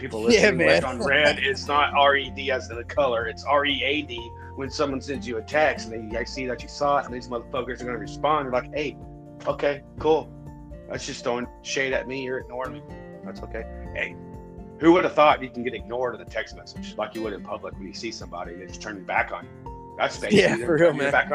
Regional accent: Kermit, Texas, United States; also born or lived in Midland, Texas / Odessa, Texas; My hometown back in Midland, Odessa. I'm from Kermit, but Midland, Odessa is where pretty much where everybody knows

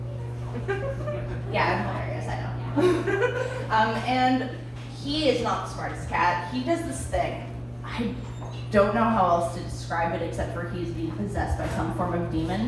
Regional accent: Welland, Ontario, Canada; moved away; I am from Welland

